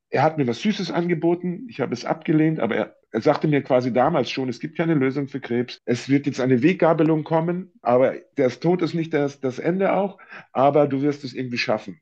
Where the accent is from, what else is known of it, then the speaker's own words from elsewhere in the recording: Munich, Bavaria, Germany; moved away; in meiner alten Heimatstadt und Geburtsstadt